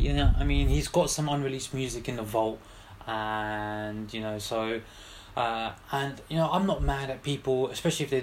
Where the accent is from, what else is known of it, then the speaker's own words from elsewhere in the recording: London, United Kingdom; Got to big up my hometown, my city